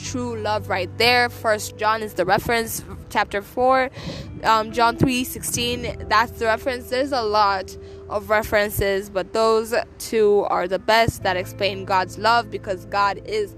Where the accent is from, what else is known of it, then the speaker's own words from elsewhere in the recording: Tanzania; moved away; I am coming at you from Tanzania. I am back home in my home country